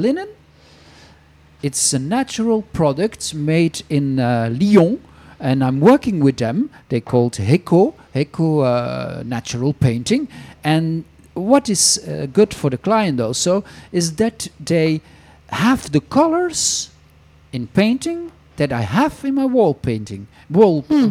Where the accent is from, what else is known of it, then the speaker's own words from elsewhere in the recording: Flanders, Belgium; first language Flemish; English is a second language; now in France; in Flemish, my mother tongue